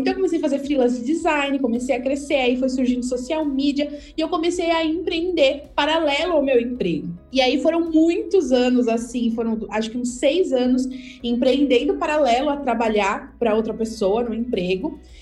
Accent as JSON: {"language": "Portuguese", "town": "Santos", "region": "São Paulo", "country": "Brazil", "said": "eu sou de Santos."}